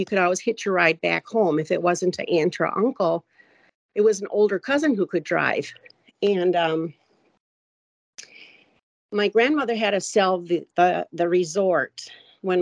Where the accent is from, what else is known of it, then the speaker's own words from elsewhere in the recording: West Allis, Wisconsin, United States; I grew up in West Dallas, Wisconsin.